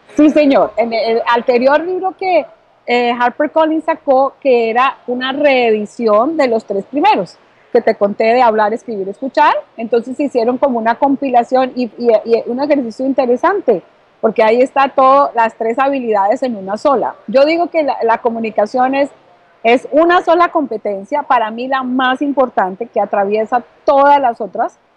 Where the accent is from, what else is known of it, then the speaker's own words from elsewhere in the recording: Bogotá, Colombia; now in Miami, United States; yo soy colombiana, nací en Bogotá y gracias a Dios ahora estoy aquí ubicándome en la ciudad de Miami desde la Florida